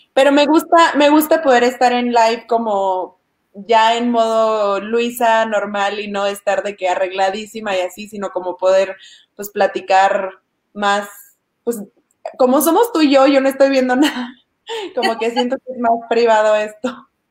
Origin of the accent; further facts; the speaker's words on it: Chiapas, Mexico; a mí me encanta decir que soy de Chiapas